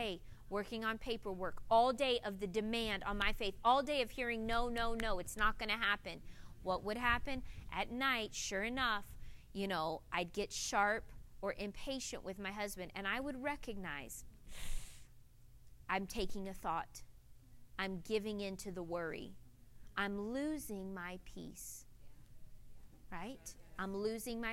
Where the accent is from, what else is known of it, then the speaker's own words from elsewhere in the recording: north central Florida, United States; moved away; growing up in Florida, north central Florida, way in the country